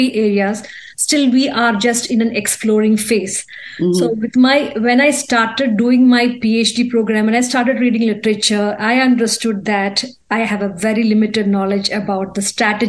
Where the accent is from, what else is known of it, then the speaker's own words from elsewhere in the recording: India; I'm from India